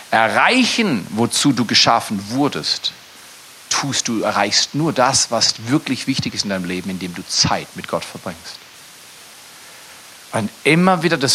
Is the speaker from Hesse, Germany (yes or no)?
no; Freiburg, Baden-Württemberg, Germany; also born or lived in Dallas, United States / Toronto, Canada / Fort McMurray, Canada; Ich habe in Dallas studiert, ich habe in Toronto gelebt, ich habe in Fort McMurray gelebt, aber ich komme aus Freiburg, wegen eine Kleinstadt.